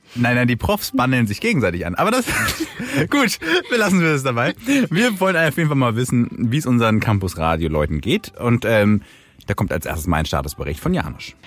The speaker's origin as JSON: {"language": "German", "town": "Kiel", "region": "Schleswig-Holstein", "country": "Germany", "said": "als Kieler"}